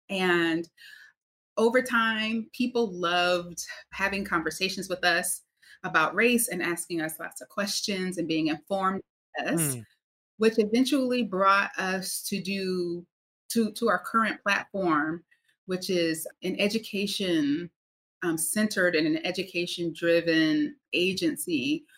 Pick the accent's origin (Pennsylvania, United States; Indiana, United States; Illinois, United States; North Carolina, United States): North Carolina, United States; So I am originally from North Carolina, grew up in the South, which is quite meaningful to the work that I do.